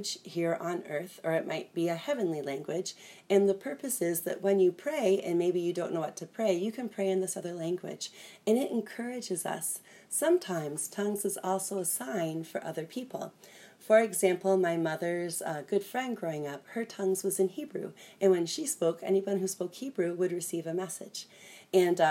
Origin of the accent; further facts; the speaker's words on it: Toronto, Ontario, Canada; I'm from Toronto.